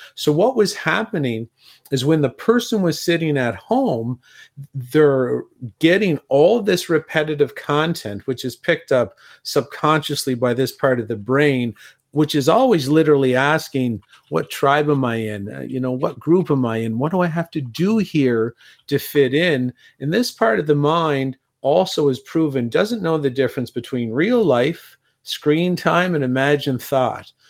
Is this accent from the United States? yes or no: no; Canada; also born or lived in Europe; being Canadian myself